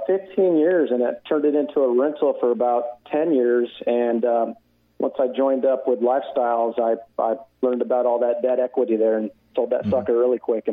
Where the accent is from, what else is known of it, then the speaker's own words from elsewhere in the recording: Southern California, United States; I was born and raised in Southern California, so I was the typical, middle-class family.